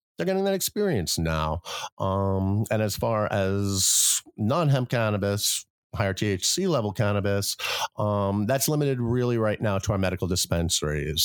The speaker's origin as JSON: {"language": "English", "town": "New York City", "region": "New York", "country": "United States", "tie": "born or raised there", "moved": "yes", "lives_now": "Vermont, United States", "said": "I grew up in New York City"}